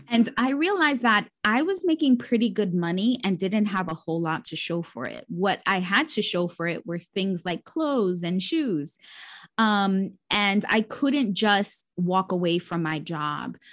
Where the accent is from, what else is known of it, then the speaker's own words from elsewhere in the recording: New York City, New York, United States; I grew up born and raised in New York City, bor-, uh, raised in the Bronx, the poorest borough in the city